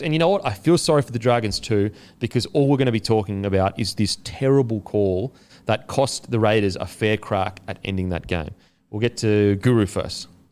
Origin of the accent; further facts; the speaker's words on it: Queensland, Australia; I'm a Queenslander